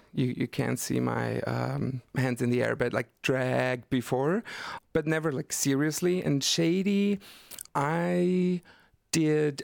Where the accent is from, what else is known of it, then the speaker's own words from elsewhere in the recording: Black Forest, Baden-Württemberg, Germany; moved away as an adult; now in Berlin, Germany; I'm coming from the Black Forest, and very the south of Germany, in the middle of nowhere.